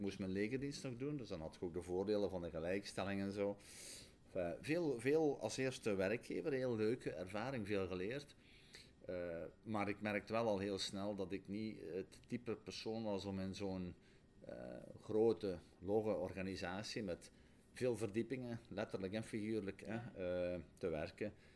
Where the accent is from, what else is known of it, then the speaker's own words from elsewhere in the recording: Borgloon, Flanders, Belgium; ik ben geboren en getogen in Rijkel